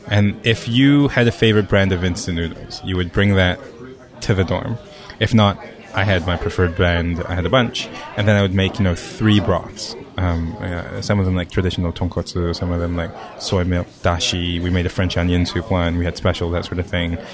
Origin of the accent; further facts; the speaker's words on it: Hong Kong; moved away; also born or lived in Japan; I'm a kid from Hong Kong